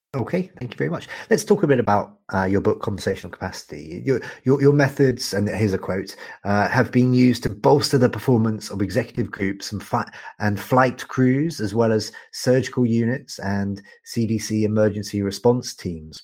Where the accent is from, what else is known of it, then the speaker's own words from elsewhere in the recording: United Kingdom; also born or lived in Canada; I'm a Brit and I'm a Canadian